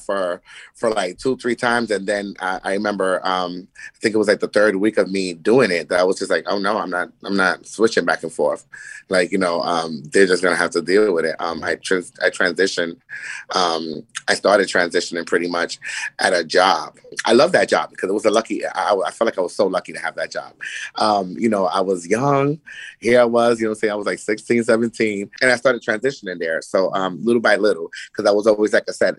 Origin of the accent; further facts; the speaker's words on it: Yonkers, New York, United States; also born or lived in Brooklyn, New York / Dominican Republic (ancestry); I am from Yonkers, New York. I am a sibling of five. My mother and father are been married for like 40 something years, still together, you know, raised us in Brooklyn and in Yonkers